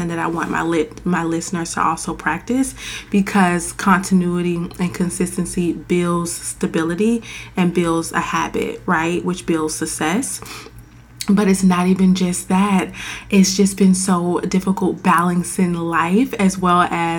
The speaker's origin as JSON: {"language": "English", "region": "Florida", "country": "United States", "moved": "as an adult", "lives_now": "Washington, DC, United States", "said": "I'm from Florida"}